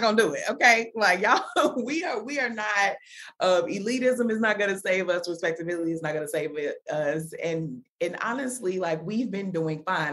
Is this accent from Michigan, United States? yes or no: no; Chicago, Illinois, United States; moved away; also born or lived in Washington, District of Columbia, United States / Atlanta; I'm from Chicago, but then I've also lived in DC, I've lived in Atlanta